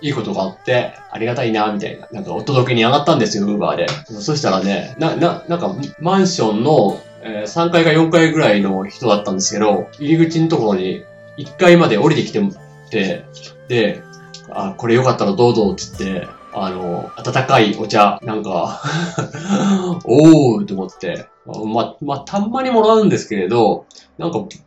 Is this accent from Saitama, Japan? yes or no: no; Ishikawa, Japan; 僕は、えー、石川県の出身なん、出身というか、今も住んでるんですけれど